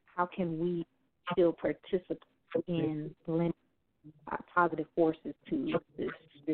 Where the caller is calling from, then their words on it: Houston, Texas, United States; This is … again from Houston.